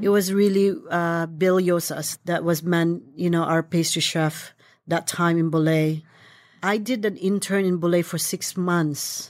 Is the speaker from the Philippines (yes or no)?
yes; Philippines; moved away; I was born in the Philippines